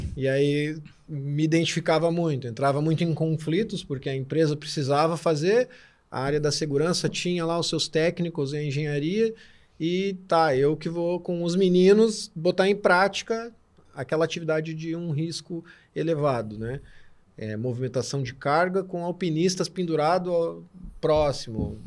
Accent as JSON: {"language": "Portuguese", "town": "Torres", "region": "Rio Grande do Sul", "country": "Brazil", "said": "Eu venho de Torres, trabalho com turismo de aventura"}